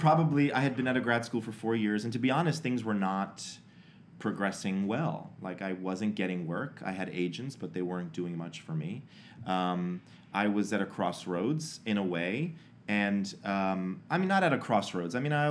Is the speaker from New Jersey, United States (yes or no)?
yes; New Jersey, United States; Because I'm from New Jersey.